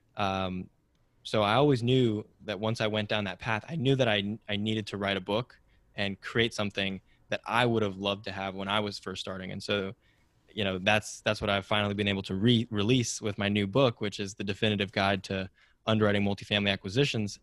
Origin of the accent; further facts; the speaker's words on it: Silicon Valley, California, United States; growing up in Silicon Valley